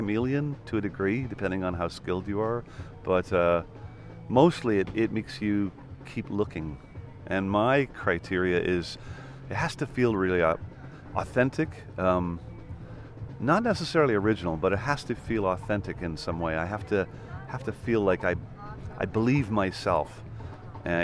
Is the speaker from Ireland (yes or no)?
yes; Ireland; also born or lived in Vancouver, Canada; I moved to Ireland. But at that point, I was, you know, I moved there when I was six